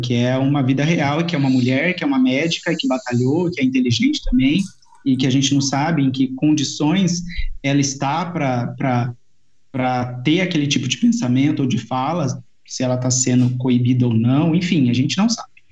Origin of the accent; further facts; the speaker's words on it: Mogi Guaçu, São Paulo, Brazil; sou de Mogi Guaçu